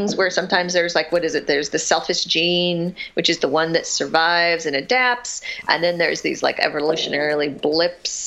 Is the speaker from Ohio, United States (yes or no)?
no; Southern California, United States; also born or lived in Massachusetts; We moved to California when I was about 4. And we lived in a couple of different houses in this city in Southern California